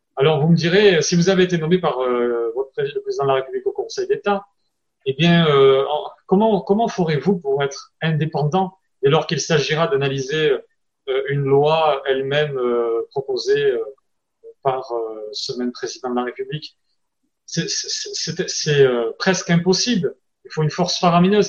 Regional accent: France; accent: French; avec mon accent français

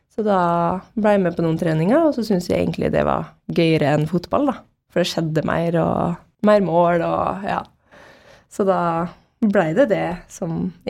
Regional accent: Molde, Møre og Romsdal, Norway; born there; also born or lived in Bahrain; Så jeg er født i Molde, da, og så dro vi til Bahrain, og så bodde jeg der de to første åra mine.

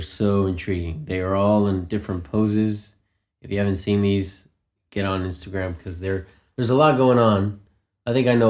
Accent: United States; also born or lived in Colombia; I'm from the States, the United States of America, originally born in Colombia, though.

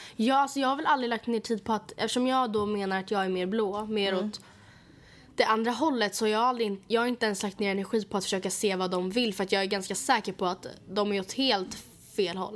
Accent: Sweden; vi föddes i Sverige

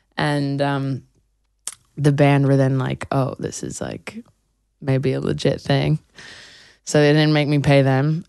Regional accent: New York City, New York, United States; I grew up on the Upper West Side

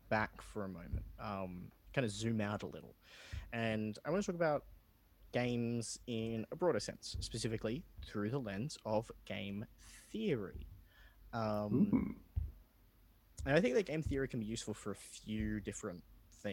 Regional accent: Sydney, New South Wales, Australia; born or raised there

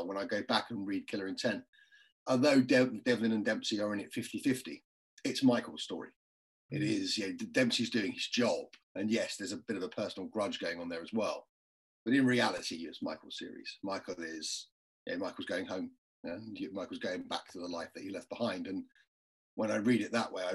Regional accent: London, United Kingdom; if you're from an Irish family in London

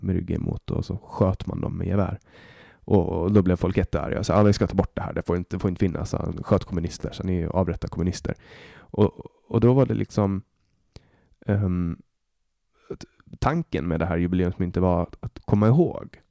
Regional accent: Åland Islands; now in Sweden; ålänning är jag alltid

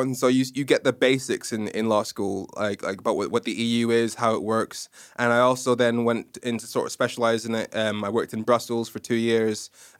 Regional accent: Nigeria; accent: messed up; Nigerian. I watched way too much American TV, primarily Kenan and Kel and Fresh Prince of Bel-Air, hence my messed up accent.

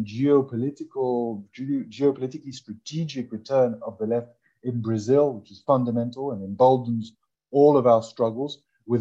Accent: Ecuador; my home country in August in Ecuador

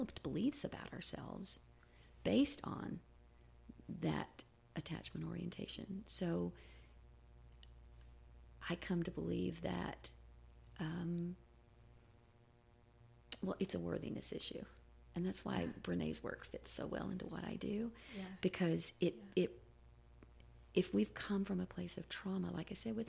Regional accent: the South, United States; I grew up in the South in a fundamental, independent Baptist church

